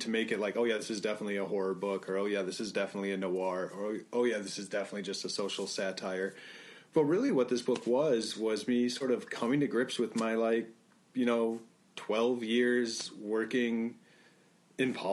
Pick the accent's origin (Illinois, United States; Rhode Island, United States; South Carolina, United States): Illinois, United States; Like I grew up in Northern Illinois. If you told me like I was in the same state with somebody who lived in like Southern Illinois, I would say no, I'm really not.